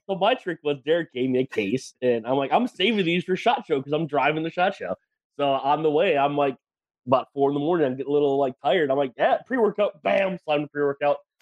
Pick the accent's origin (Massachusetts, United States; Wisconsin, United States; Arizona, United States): Wisconsin, United States; now in Texas, United States; I'm from Wisconsin originally